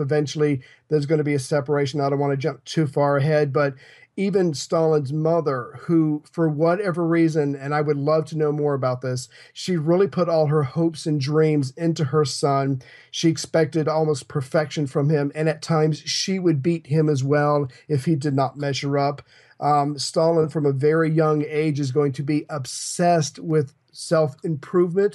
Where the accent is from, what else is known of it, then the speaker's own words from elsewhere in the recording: United States; I'm an American